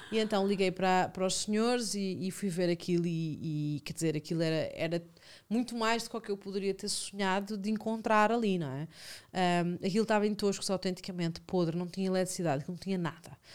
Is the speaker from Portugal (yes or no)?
yes; Lisbon, Portugal; Não, sou de Alvalade. Eu, eu, só saí de Alvalade há quatro meses. Eu vivi a vida inteira em Alvalade na mesma rua.